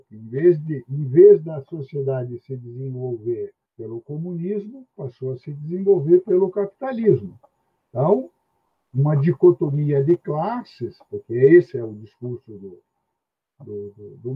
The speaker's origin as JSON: {"language": "Portuguese", "town": "Curitiba", "region": "Paraná", "country": "Brazil", "said": "sou de Curitiba."}